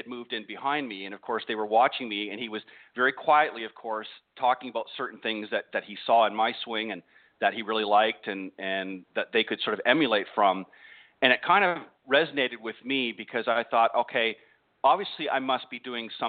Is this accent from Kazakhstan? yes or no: no; Canada; moved away as an adult; now in United States; I'm originally from Canada and came down here to the States a number of years back